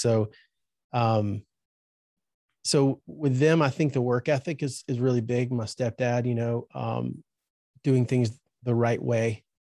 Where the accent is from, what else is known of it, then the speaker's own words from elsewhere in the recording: Birmingham, Alabama, United States; also born or lived in Safford, Alabama; I was there till I was 12 years old, and then um, at 12 we moved from Birmingham to a town called Safford, Alabama.